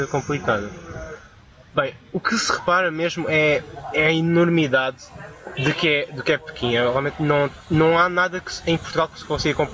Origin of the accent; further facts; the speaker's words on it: Macau; Eu sou originário de Macau. Na altura ainda era português, mas era uma província, é uma província na China